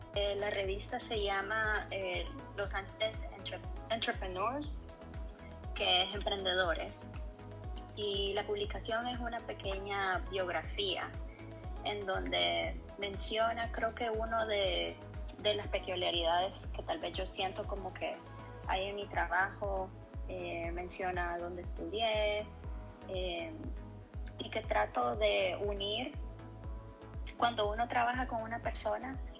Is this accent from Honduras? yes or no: yes; Tegucigalpa, Francisco Morazán, Honduras; moved away as an adult; now in Los Angeles, United States; Tengo casi 32 años y nací en Tegucigalpa